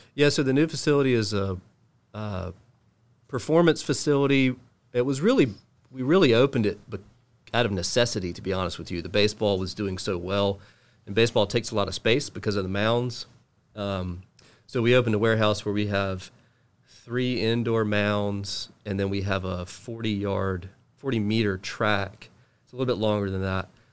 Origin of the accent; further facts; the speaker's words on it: Charlotte, North Carolina, United States; also born or lived in Cary, North Carolina; I grew up in Charlotte.